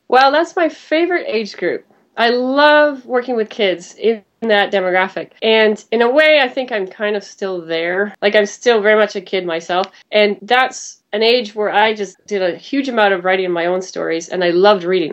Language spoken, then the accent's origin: English; Vancouver, British Columbia, Canada; moved away as an adult; also born or lived in New York City; I'm from Vancouver, Canada